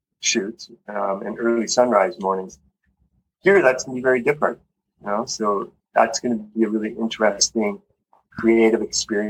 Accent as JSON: {"language": "English", "town": "Calgary", "region": "Alberta", "country": "Canada", "tie": "born or raised there", "also_born_or_lived": "Vancouver Island, British Columbia", "moved": "as an adult", "lives_now": "Costa Rica", "said": "I grew up in Canada, in Calgary, Alberta, and Vancouver Island"}